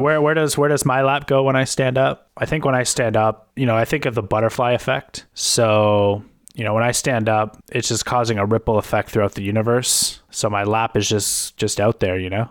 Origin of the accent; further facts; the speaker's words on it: Canada; we're Canadian